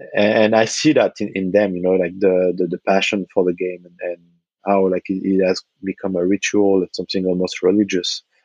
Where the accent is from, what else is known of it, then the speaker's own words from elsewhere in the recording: Nantes, Pays de la Loire, France; I was working in a basketball store in my hometown, uh, mm-hmm. Nantes, on the west coast of France